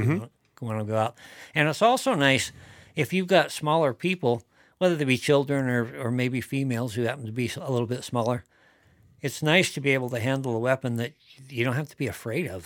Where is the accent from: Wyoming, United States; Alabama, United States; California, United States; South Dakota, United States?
Wyoming, United States; growing up in Wyoming, spent a lot of time over in the area around Shell where my dad lived